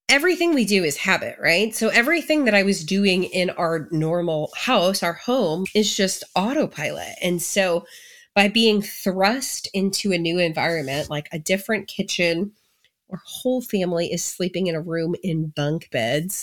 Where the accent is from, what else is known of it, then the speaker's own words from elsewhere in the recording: St. Louis, Missouri, United States; moved away; I grew up in the Saint Louis area.